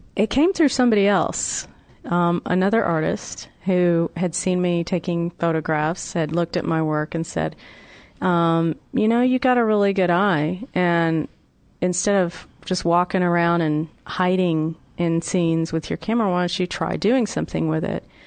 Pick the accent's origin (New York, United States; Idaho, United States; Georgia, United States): Georgia, United States; Atlanta; My hometown of Atlanta